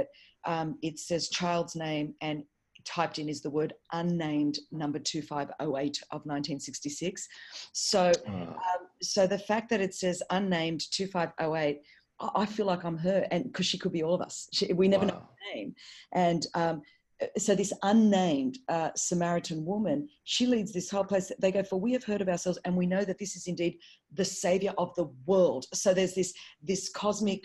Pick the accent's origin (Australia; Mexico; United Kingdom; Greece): Australia; Sydney, New South Wales; I wasn't born at Crown Street Women's Hospital here in Sydney